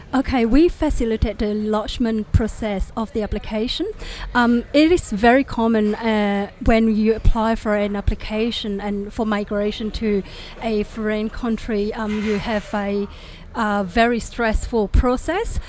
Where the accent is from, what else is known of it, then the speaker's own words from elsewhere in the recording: Indonesia; English is a second language; moved away; I was from Indonesia and I'm, I'm, a Chinese too, so I can basically speak five languages